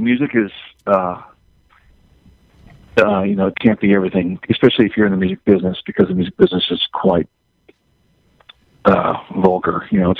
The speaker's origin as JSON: {"language": "English", "region": "the South", "country": "United States", "said": "I'm from the South. I was raised Catholic, so obviously I'm not a Catholic now."}